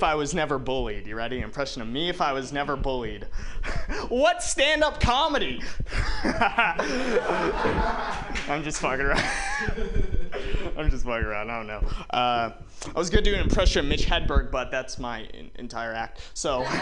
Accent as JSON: {"language": "English", "town": "Walnut Creek", "region": "California", "country": "United States", "said": "I'm from Walnut Creek"}